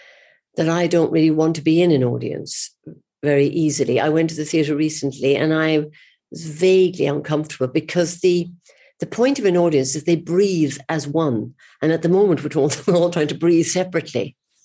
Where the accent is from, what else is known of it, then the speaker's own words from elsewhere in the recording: Cork, Munster, Ireland; Well, I was brought up in the Middle Ages, you know, and we didn't have much cinema.